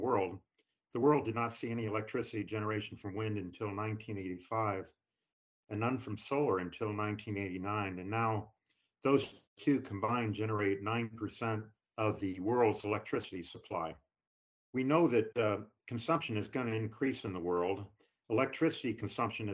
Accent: St. Louis, Missouri, United States; moved away; I grew up in St. Louis

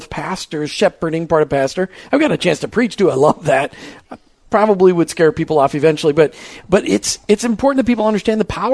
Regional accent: Minnesota, United States; I'm from Minnesota.

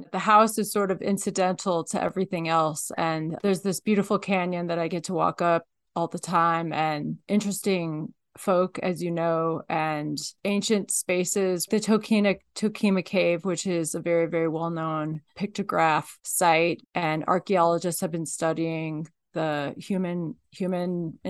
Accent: Midwest, United States; moved away as an adult; also born or lived in East Coast / Alaska; now in Nevada, United States; Well, I grew up in the Midwest. Then I went to school on the East Coast. And then I went to law school in the Midwest

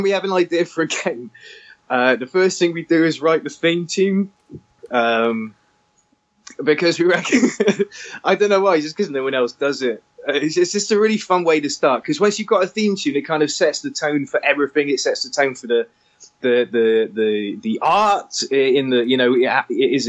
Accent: Weston-super-Mare, South West England, United Kingdom; I grew up in Western Supermare

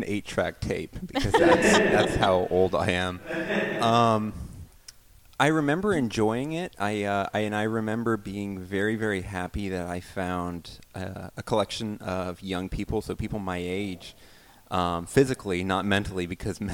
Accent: Alabama, United States; I grew up in the Bible Belt, Alabama

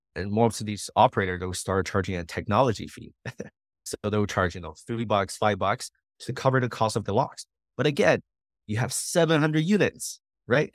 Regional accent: Montreal, Quebec, Canada; moved away as an adult; also born or lived in New Brunswick; now in Las Vegas, United States; I'm from Montreal, from a big city

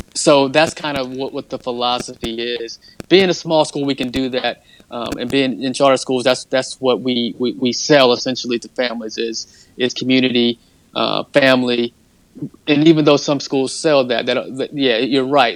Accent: Sanford, North Carolina, United States; my hometown of Sanford, North Carolina

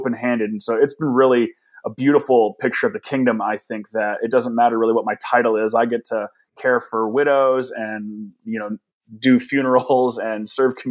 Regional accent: Danville, California, United States; I've been out of Danville now for 12 years

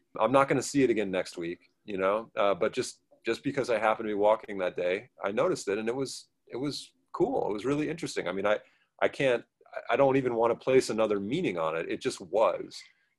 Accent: Portland, Oregon, United States; so I grew up in the Portland area, and utterly took for granted the mountains and the rivers there

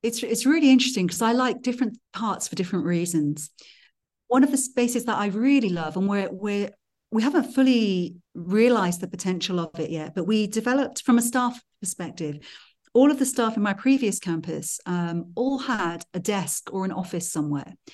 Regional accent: Wales, United Kingdom; now in Switzerland; I grew up in Wales in the mountains

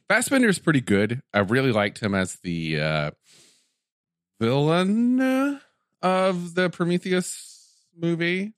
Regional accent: Tennessee, United States; where I grew up, Tennessee

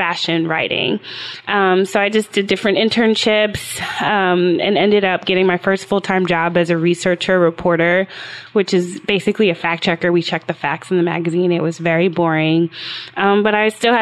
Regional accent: Atlanta, Georgia, United States; I grew up in Atlanta, Georgia

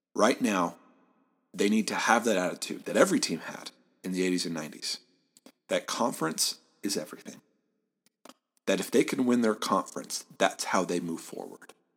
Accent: Southeast Michigan, United States; moved away; I'm from Southeast Michigan, Big Ten country. I grew up in driving distance of the University of Michigan

